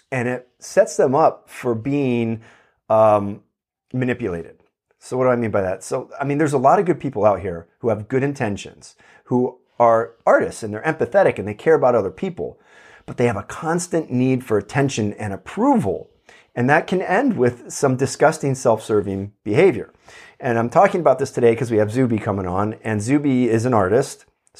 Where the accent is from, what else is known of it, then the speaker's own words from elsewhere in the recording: Pennsylvania, United States; now in California, United States; It's bizarre, you know, like to someone growing up in Pennsylvania, it was weird.